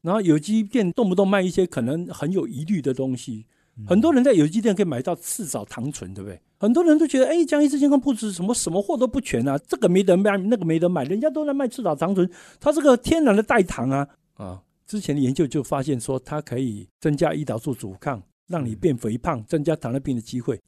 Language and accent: Chinese; Taiwan; 我们台湾人